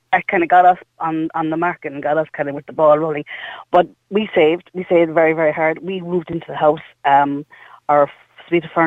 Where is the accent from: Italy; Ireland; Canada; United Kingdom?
Ireland; Cork, Munster; Now we're from Cork